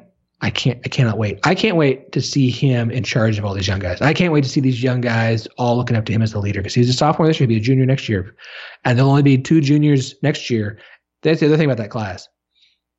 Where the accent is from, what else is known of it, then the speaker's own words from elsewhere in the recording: Tulsa, Oklahoma, United States; I grew up in Tulsa